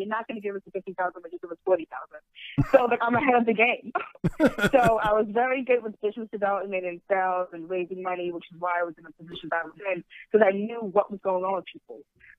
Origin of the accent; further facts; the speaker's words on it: New York, United States; moved away as an adult; also born or lived in Manhattan, New York; now in New Jersey, United States; I grew up in Queens, New York, but I spent most of my career in Manhattan.